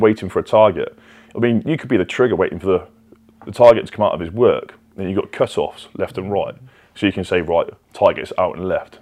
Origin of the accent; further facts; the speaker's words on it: Brize Norton, South East England, United Kingdom; my hometown before, at Bryce Norton, right next to the RAF camp